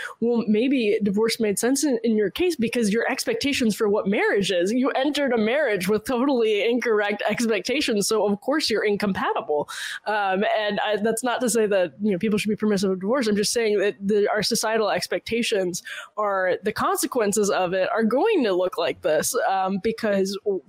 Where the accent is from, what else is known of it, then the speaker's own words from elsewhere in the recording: Massachusetts, United States; No. Well, no, it was basically growing up in Massachusetts. I'm sure there was this like reverence for the holiday that should be nationwide, but I don't think is anymore.